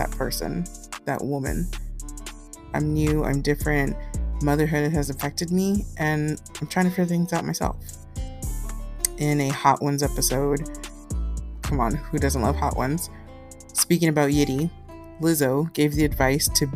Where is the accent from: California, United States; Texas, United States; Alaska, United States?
Texas, United States; Houston; moved away as an adult; now in San Antonio, United States; I was born and raised in Houston, Texas